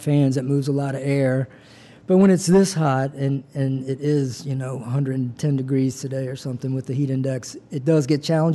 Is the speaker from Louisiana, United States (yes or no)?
yes; Covington, Louisiana, United States; also born or lived in New Orleans / Birmingham; now in Slidell, United States; I'm from Mid-City, and I grew up in Covington